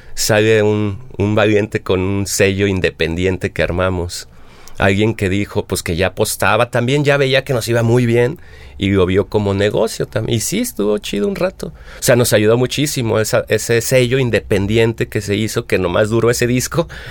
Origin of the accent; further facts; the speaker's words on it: Mexico; uno como mexicano